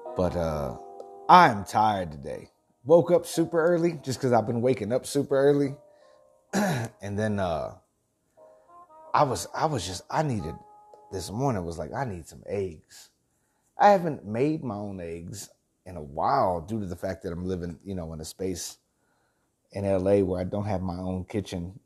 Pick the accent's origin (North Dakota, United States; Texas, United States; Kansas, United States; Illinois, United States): Texas, United States; El Campo; moved away as an adult; also born or lived in Houston, Texas / Danevang, Texas; I'm a country boy, man. I was born, I was born in Houston, lived in El Campo, lived in Danavang, and set out to the big city